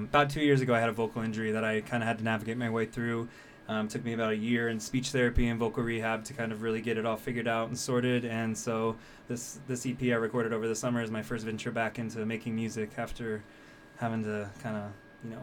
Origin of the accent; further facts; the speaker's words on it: Missouri, United States; also born or lived in New York City / Europe; now in Las Vegas, United States; I grew up in Missouri.